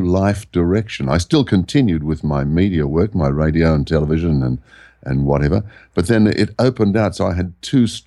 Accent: Sydney, New South Wales, Australia; also born or lived in Byron Bay area; now in Byron Bay hinterland, Australia; I was born in the Sydney area.

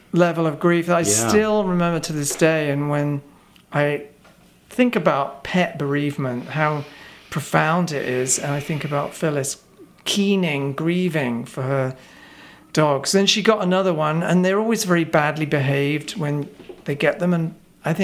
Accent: Reading, South East England, United Kingdom; now in New York, United States; I grew up in a crummy town, which is now quite jushy, actually, called Reading.

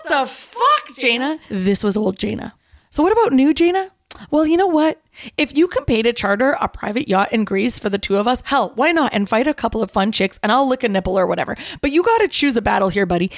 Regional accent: Canada; I'm Canadian

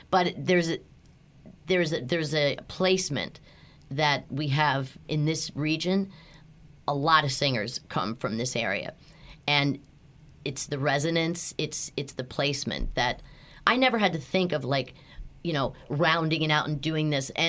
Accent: Philadelphia, Pennsylvania, United States; accent: Philadelphia; I had I had to work hard to get rid of my thick Philadelphia accent.

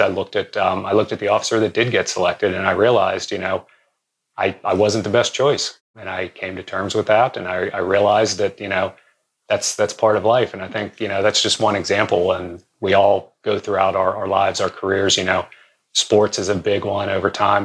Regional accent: Western Pennsylvania, United States; I grew up around around Western Pennsylvania

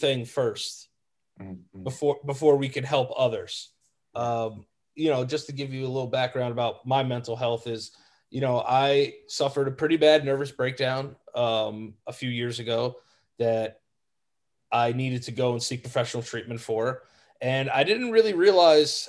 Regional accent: Yonkers, New York, United States; also born or lived in Hastings-on-Hudson, New York; I grew up in Westchester, New York, Yonkers and Hastings

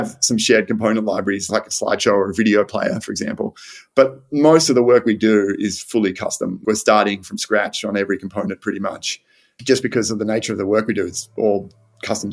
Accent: Australia; moved away as an adult; also born or lived in New York; growing up in Australia

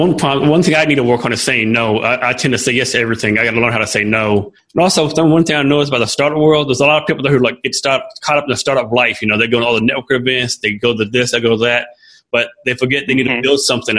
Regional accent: Kerrville, Texas, United States; moved away; I live here in the town of Kerrville, but I was born in Kerrville, and I still got family in that area.

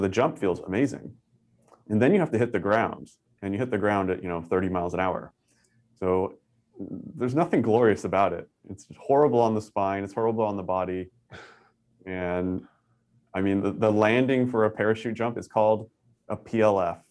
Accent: Northern California, United States; moved away as an adult; also born or lived in Tucson, Arizona; I'm originally from Northern California

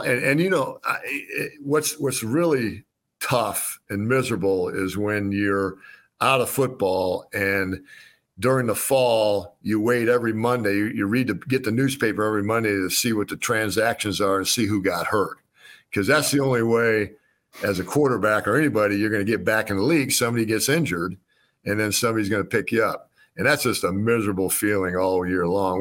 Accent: Wheaton, Illinois, United States; also born or lived in Norman, Oklahoma; I grew up in Wheaton, Illinois

